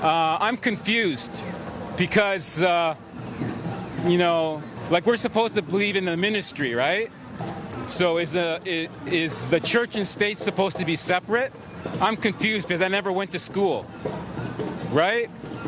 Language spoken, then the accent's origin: English; Yorkshire and the Humber, United Kingdom; I'm from Humberside. I'm sorry if I made a fool of Humberside